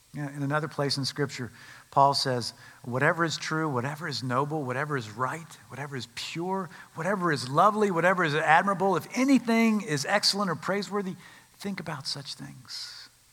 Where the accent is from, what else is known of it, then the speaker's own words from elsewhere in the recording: Winston-Salem, North Carolina, United States; I grew up in Winston-Salem, North Carolina.